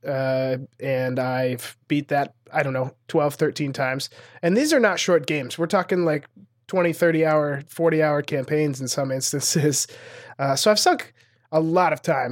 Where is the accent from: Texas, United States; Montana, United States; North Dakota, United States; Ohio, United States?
Montana, United States; moved away as an adult; also born or lived in Los Angeles; growing up in Montana, there's not a lot of, like, comedy opportunities